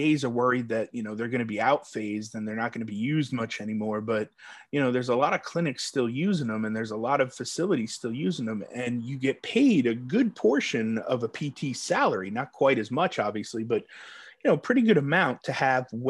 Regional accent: New York, United States; now in Texas, United States; I'm from New York originally

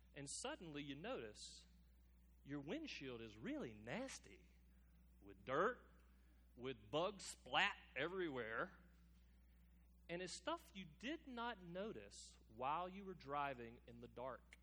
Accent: United States; us as American Christians

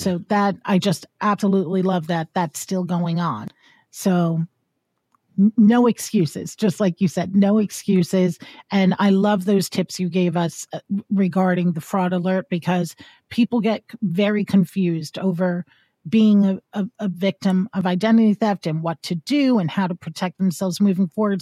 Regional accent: Hudson Valley, New York, United States; I'm from New York, and, uh, people always think New York, New York City, which, believe me, I love New York City, but I am an hour, I'm in the Hudson Valley

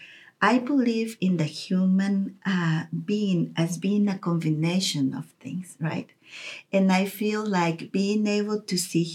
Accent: Costa Rica; moved away as an adult; now in Kansas City, United States; I grew up in Costa Rica

